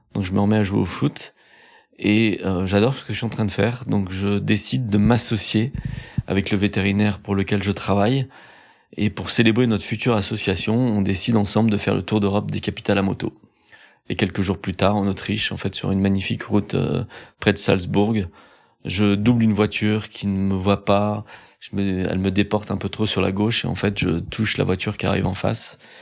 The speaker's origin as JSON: {"language": "French", "town": "Pornichet", "region": "Pays de la Loire", "country": "France", "tie": "born or raised there", "said": "J'ai grandi à Pornichet, près des plages."}